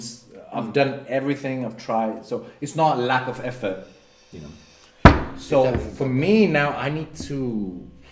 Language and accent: English; India; moved away as an adult; now in United Kingdom; India. I grew up in India. Yeah, I grew up in India.